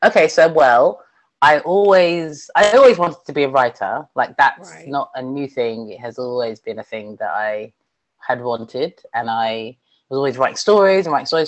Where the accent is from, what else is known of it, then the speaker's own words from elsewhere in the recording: London, United Kingdom; also born or lived in Bangor, North Wales; I grew up in London